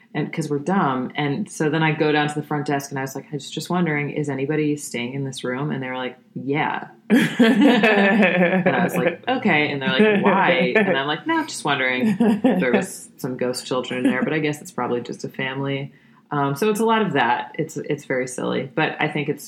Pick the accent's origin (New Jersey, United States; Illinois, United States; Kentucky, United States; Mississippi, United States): New Jersey, United States; Montclair; also born or lived in Cleveland, Ohio / Brooklyn, New York; Montclair, New Jersey, which is where I grew up